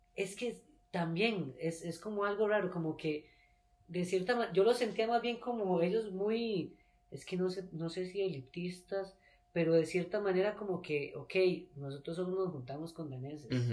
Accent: Costa Rica; yo nací en Costa Rica, viví toda mi vida en Costa Rica

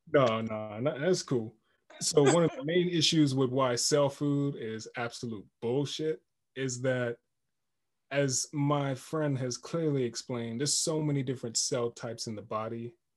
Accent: Jamaica; I'm Jamaican

